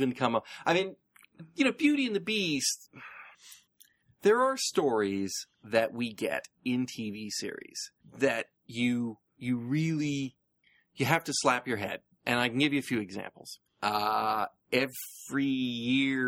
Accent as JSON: {"language": "English", "country": "United States", "tie": "born or raised there", "said": "some of us growing up in the United States"}